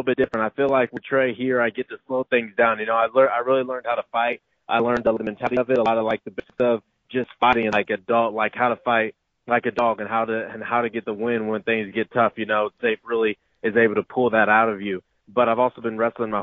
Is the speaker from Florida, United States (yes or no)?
no; Kansas, United States; moved away; I'm originally from the Kansas area